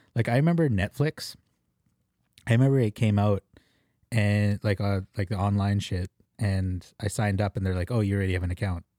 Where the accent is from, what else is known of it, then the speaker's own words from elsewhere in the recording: Philippines; As a Filipino